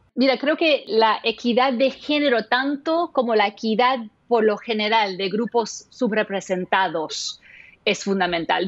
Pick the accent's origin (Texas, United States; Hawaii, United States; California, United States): Hawaii, United States; Maui; moved away; Yo crecí en, en, Maui